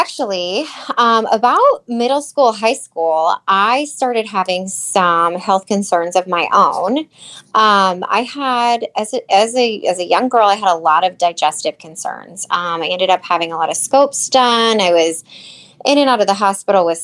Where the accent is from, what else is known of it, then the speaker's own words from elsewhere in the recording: Northwest Iowa, United States; also born or lived in Cedar Rapids, Iowa; I am from Northwest Iowa, but I did go to school in Cedar Rapids for 2 years before I transferred to Iowa State.